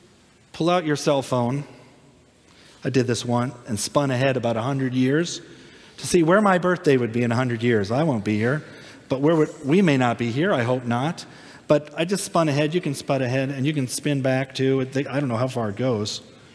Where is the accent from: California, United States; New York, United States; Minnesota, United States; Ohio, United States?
Minnesota, United States; now in Florida, United States; I came from Minnesota before we came to Florida.